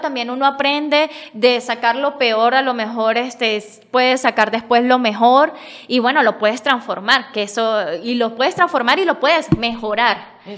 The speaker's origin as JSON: {"language": "Spanish", "town": "San Cristóbal", "region": "Táchira", "country": "Venezuela", "said": "me acordé de donde es mi papá, que es Capacho. Este es un pueblito más chiquito de donde yo soy, de San Cristóbal"}